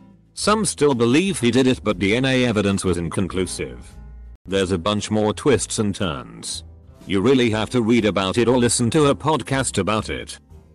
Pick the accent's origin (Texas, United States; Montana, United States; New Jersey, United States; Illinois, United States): Texas, United States; El Paso; I grew up in El Paso, TX